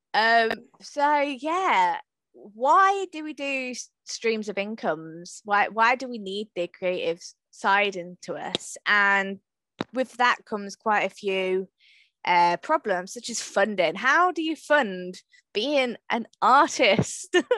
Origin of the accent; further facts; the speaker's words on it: Hatfield, East of England, United Kingdom; I'm from Hatfield